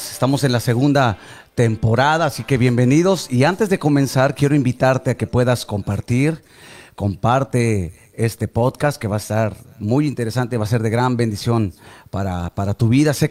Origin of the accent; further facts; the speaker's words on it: Nuevo León, Mexico; yo, soy, yo soy norteño. Y yo sí digo eso y lo sostengo. O sea, para mí, fuera de Monterrey, no.